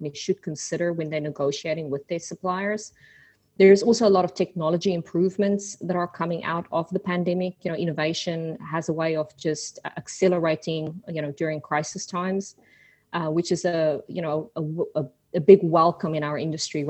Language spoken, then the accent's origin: English; South Africa; also born or lived in Australia / New Zealand; now in Houston, United States; Well, I'm originally from South Africa. I took a little detour through Australia and New Zealand and finally settled in Houston, Texas.